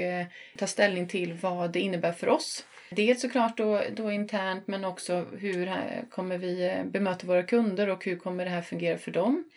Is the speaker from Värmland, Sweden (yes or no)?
yes; Sunne, Värmland, Sweden; also born or lived in northern Sweden / southern Sweden; now in Stockholm, Sweden; Jag är från eh, Sunne i eh, Värmland som ligger 6 mil norr om Karlstad